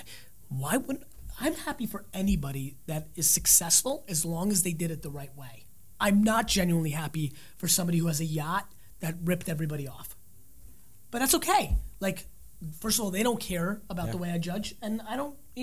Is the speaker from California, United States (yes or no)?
no; New Jersey, United States; I'm from Jersey